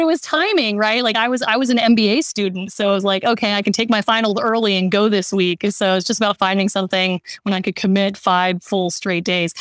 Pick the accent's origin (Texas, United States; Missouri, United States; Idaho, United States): Texas, United States; Austin; I grew up in Austin, Texas